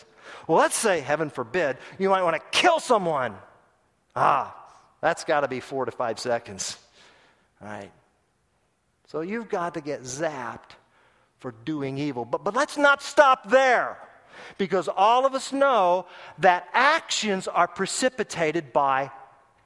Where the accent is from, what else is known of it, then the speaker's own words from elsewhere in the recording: Tulsa, Oklahoma, United States; my hometown of Tulsa, Oklahoma